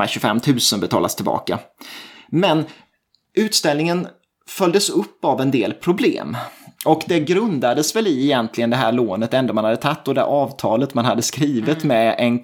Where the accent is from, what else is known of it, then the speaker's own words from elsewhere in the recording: Småland, Sweden; det känner vi ju till här som smålänningar